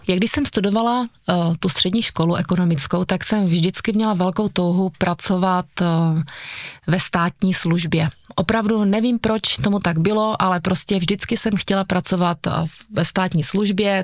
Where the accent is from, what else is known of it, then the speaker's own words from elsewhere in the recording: Bystřice pod Lopeníkem, Zlín Region, Czechia; also born or lived in Uherské Hradiště; já jsem se narodila v Bystřici pod Lopeníkem, zde jsem žila vlastně celé mládí